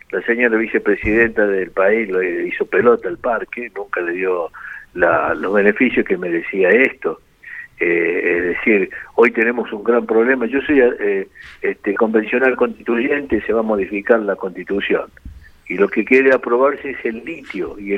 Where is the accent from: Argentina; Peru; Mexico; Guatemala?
Argentina; La Rioja; also born or lived in Córdoba; porque soy riojano y nacido acá. Cumplí 70 años, me fui a Córdoba, viví 26 años en Córdoba, me vine acá